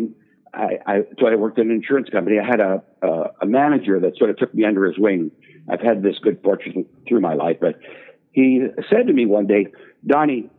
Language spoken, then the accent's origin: English; Sudbury, Ontario, Canada; moved away; I grew up in Sudbury. It's a mining town in northern Ontario, a tough place.